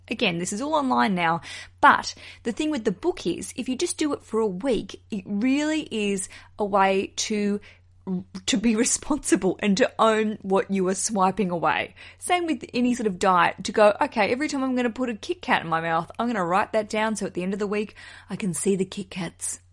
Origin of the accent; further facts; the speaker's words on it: Australia; as an Australian visiting America